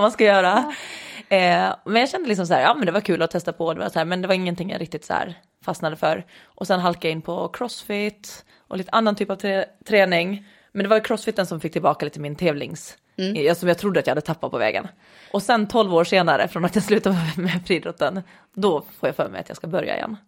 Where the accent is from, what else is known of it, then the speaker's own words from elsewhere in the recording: Åland, Åland Islands; accent: Åland dialect; now in Lidingö, Sweden; kommer från Åland ursprungligen, som kan höras lite på min dialekt ibland, eh, även efter många år i Sverige